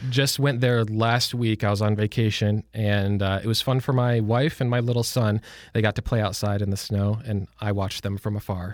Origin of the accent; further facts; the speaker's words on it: a suburb of Detroit, Michigan, United States; moved away as an adult; now in Lynchburg, United States; I was born and raised in Michigan, in a suburb of Detroit.